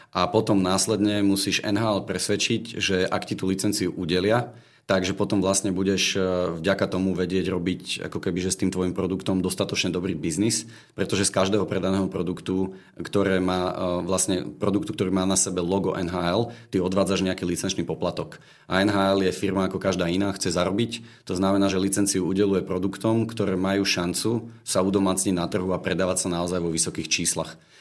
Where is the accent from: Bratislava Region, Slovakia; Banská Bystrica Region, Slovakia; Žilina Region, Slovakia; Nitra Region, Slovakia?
Bratislava Region, Slovakia; Bratislava; Som z Bratislavy